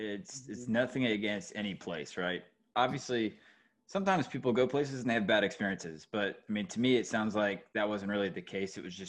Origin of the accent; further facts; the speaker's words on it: Georgia, United States; moved away as an adult; now in North Carolina, United States; I went to University of Georgia and I grew up in Georgia. It was 2 hours away, but it was still home. You know, like I live in North Carolina now. I like North Carolina, but it won't ever be home.